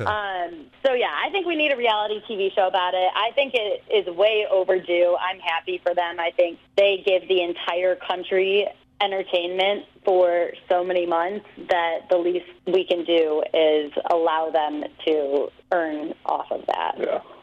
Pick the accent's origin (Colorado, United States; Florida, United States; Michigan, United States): Michigan, United States; Bloomfield Hills; I grew up in Michigan in Bloomfield Hills, about 20 minutes outside Detroit. Was in Detroit area my whole life